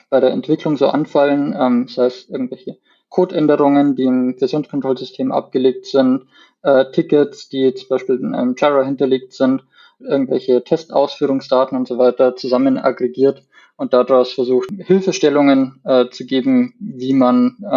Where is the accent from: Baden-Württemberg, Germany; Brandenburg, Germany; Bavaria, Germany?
Bavaria, Germany; Landshut; Ich komme aus Landshut, aus dem schönen Niederbayern